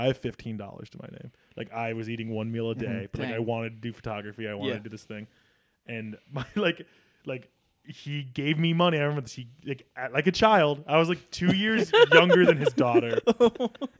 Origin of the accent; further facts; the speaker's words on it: Northern Illinois, United States; moved away as an adult; also born or lived in Virginia / Kentucky; now in Tulsa, United States; I'm from Northern Illinois. So like, I know, and I grew up in a small farm town